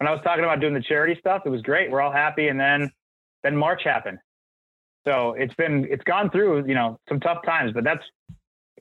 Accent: Edina, Minnesota, United States; I grew up in Edina

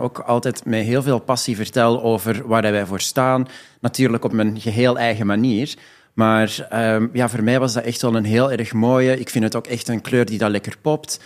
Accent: Belgium; moved away as an adult; now in Amsterdam, Netherlands; Ik eh. ben eigenlijk 100% Belgisch. Ik heb daar 27 jaar gewoond en gewerkt.

